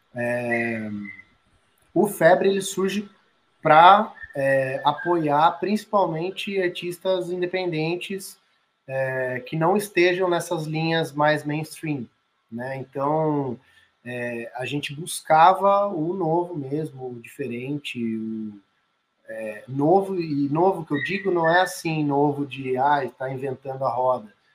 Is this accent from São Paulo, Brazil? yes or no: yes; Sorocaba, São Paulo, Brazil; eu sou de Sorocaba, interior de São Paulo